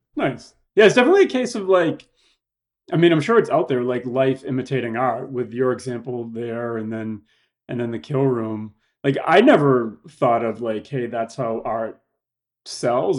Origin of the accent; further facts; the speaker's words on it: Boston, Massachusetts, United States; moved away as an adult; now in Los Angeles, United States; I'm from Boston, Mass. Moved out here after I graduated from college, here being Los Angeles